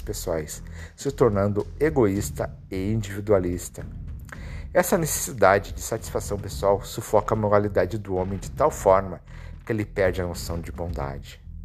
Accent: Brazil; como brasileiros

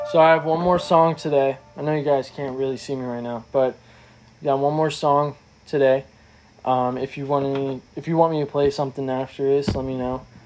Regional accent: Reading, Pennsylvania, United States; I'm from Reading, PA

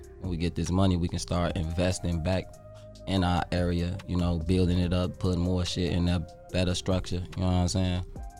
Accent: Chicago, Illinois, United States; I'm from Chicago. This area in Chicago called the Pocket Town.

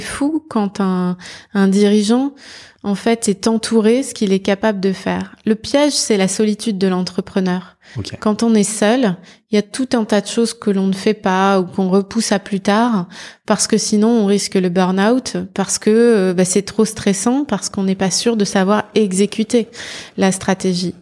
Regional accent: Nord-Pas-de-Calais, Dunkirk hinterland, Hauts-de-France, France; Je suis née dans le Nord-Pas-de-Calais, euh, dans l'arrière-bassin euh, dunkerquois, où j'ai très tôt eu envie d'orienter ma, ma carrière

